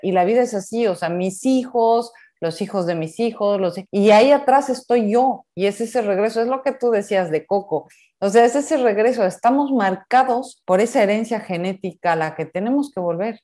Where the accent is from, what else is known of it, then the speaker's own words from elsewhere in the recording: Mexico; yo soy mexicana, bien, bien mexicana